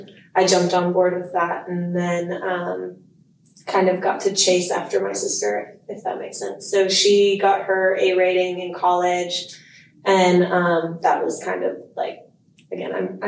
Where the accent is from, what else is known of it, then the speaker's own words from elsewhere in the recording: Texas, United States; moved away as an adult; now in Lexington, United States; I grew up riding in Silver Stirrups Pony Club, which is in Texas.